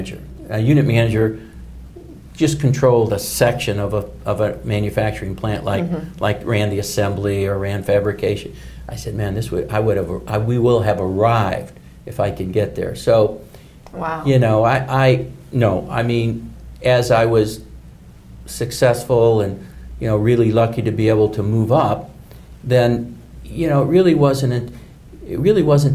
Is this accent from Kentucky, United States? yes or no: yes; Louisville, Kentucky, United States; when I was growing up in Louisville